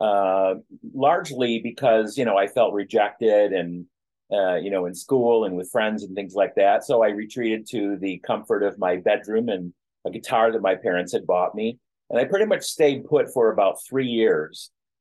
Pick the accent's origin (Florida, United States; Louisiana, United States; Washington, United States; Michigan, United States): Michigan, United States; Flint; my hometown of Flint, Michigan